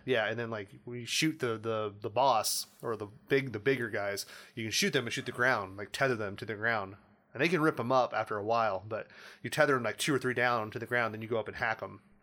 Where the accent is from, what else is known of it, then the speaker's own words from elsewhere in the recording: Indiana, United States; We're from Indiana